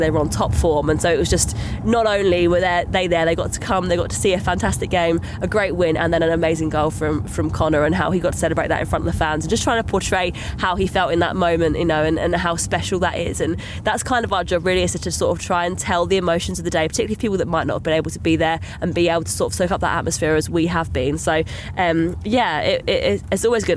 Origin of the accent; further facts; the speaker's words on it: Essex, East of England, United Kingdom; I'm from Essex originally. I'm from the southeast